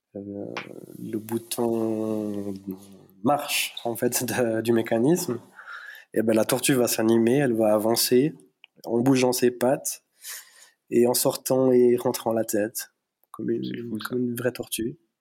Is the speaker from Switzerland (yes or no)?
yes; between La Chaux-de-Fonds and Neuchâtel, Neuchâtel Mountains, Switzerland; je suis d'origine hispanique par mes parents, mais bah, moi je suis né en Suisse, dans les montagnes neuchâteloises, donc euh, entre La Chaux-de-Fonds et Neuchâtel